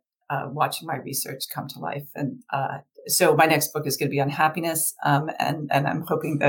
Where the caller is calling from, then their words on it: Richmond, Virginia, United States; So I'm calling from Richmond, Virginia.